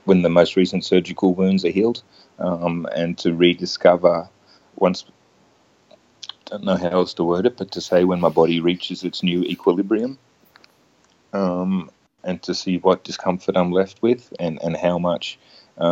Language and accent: English; Queensland, Australia; I grew up in Queensland